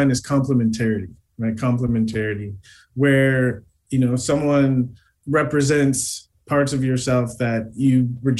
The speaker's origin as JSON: {"language": "English", "country": "United States", "tie": "born or raised there", "said": "I grew up in America as an African-American male"}